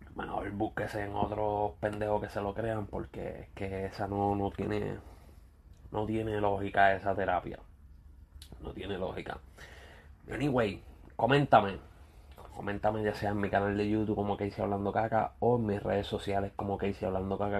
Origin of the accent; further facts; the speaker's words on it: Ponce, Puerto Rico; somos de Ponce